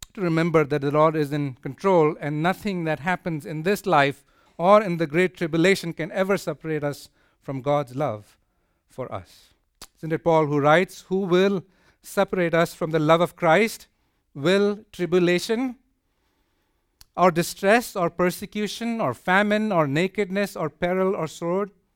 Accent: India; moved away; I come from India

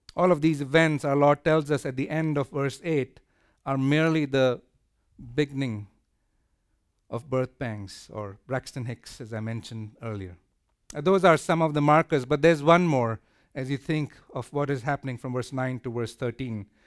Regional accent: India; moved away; I come from India

